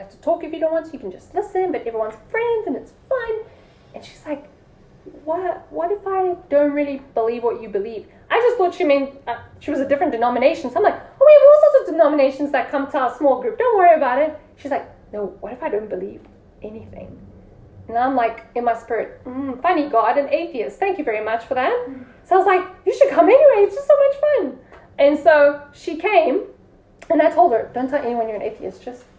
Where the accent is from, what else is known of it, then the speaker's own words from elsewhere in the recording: England, United Kingdom; I'm saying they don't like me because I'm English.